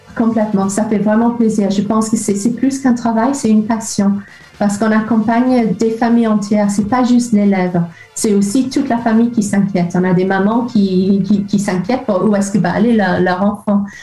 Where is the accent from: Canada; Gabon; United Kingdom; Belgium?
United Kingdom; Liverpool, North West England; French is a second language; moved away as an adult; now in France; je suis de Liverpool